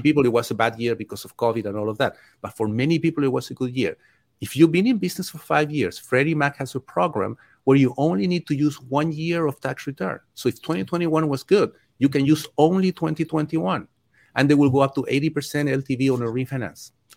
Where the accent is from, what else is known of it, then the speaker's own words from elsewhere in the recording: Chile; also born or lived in Mexico; now in United States; I grew up in Chile, I had my local lender